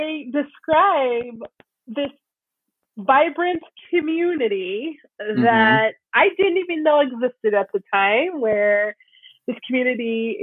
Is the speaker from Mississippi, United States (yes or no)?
yes; South Mississippi, United States; now in Minneapolis, United States; I'm from South Mississippi